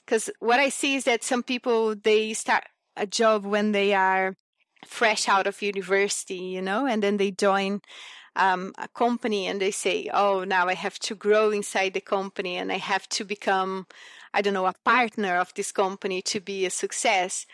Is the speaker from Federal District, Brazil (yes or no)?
yes; Brasília, Federal District, Brazil; moved away as an adult; also born or lived in Cerrado region, Brazil / Japan; So I grew up in Brasilia, so the, the capital city of Brazil